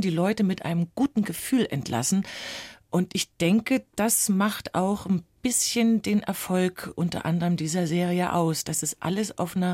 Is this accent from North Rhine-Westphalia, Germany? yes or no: no; Berlin, Germany; Ich bin ja Berlinerin, bei mir können Sie ruhig Hallo sagen.